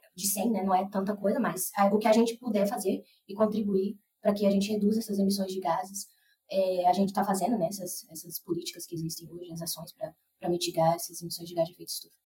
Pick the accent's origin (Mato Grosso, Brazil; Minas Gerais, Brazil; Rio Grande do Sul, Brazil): Mato Grosso, Brazil; Rondonópolis; moved away as an adult; also born or lived in Cuiabá; now in Piracicaba, Brazil; Eu sou nascida e criada em Rondonópolis, no Mato Grosso